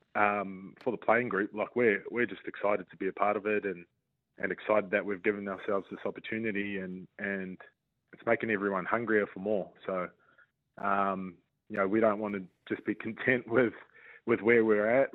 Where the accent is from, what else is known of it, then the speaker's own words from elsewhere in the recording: New Zealand; being in my home country, um, playing for, you know, obviously the Warriors are the only team in the country.